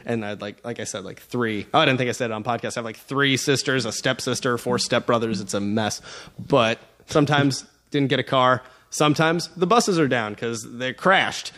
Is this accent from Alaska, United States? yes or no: yes; Alaska, United States; I'm from Alaska